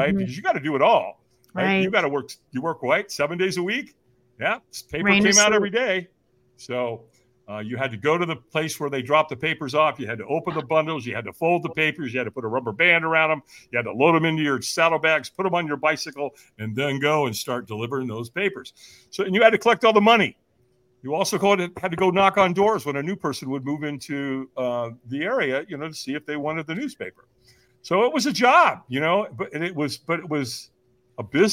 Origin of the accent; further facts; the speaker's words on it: Long Beach, California, United States; also born or lived in Hollywood, California; I moved from Hollywood to Long Beach, California, to be raised by my aunt and uncle